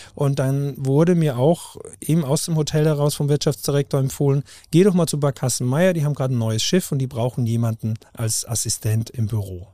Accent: Haus im Ennstal, Styria, Austria; moved away as an adult; also born or lived in Lech am Arlberg / Norderney; now in Hamburg, Germany; im österreichischen Enstal geboren. Also ich bin Steirer, nach wie vor

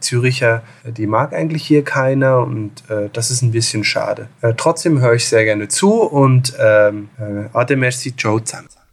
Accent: Bern, Switzerland; also born or lived in Berlin; ich bin in Berlin geboren, äh, aber in Bern aufgewachsen

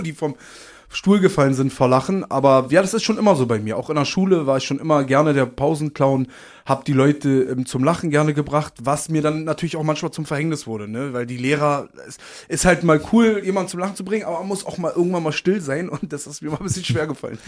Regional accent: Berlin, Germany; born or raised there; accent: Berlin; also born or lived in Uslar, Lower Saxony

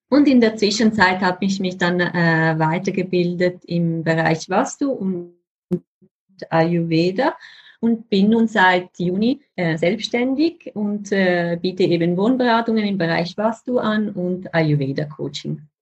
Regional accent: Switzerland; Wie man vielleicht hört, bin ich Schweizerin.

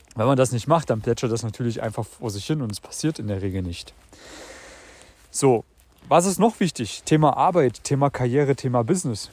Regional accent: Germany; moved away as an adult; also born or lived in Vienna; Ich habe sowohl in dem kleinen Kuhkaff gelebt, in meiner Heimat in Deutschland

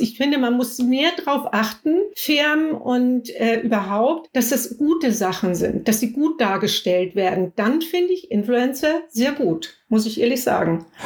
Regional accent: near Flensburg, Schleswig-Holstein, Germany; Ich komme aus der Nähe von Flensburg

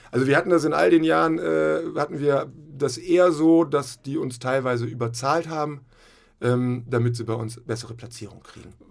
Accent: Hamburg, Germany; moved away as an adult; also born or lived in Flensburg; ich komme auch aus Hamburg, äh, Hamburg-Rahlstedt, und äh, habe da so ganz normal Abitur gemacht

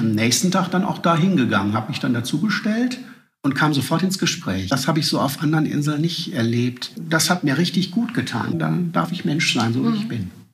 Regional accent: Duisburg, North Rhine-Westphalia, Germany; ich komme aus Duisburg

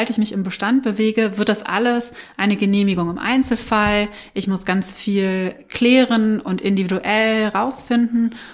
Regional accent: Germany; da sind wir halt sehr träge als Deutsche, ähm, unsere Kisten zu packen, auszumisten und äh, woanders hinzuziehen

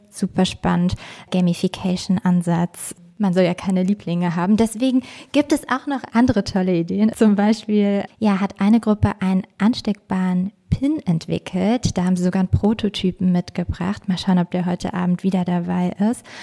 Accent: Harz, Germany; raised im schönen Lager, dem Herz im Harz.

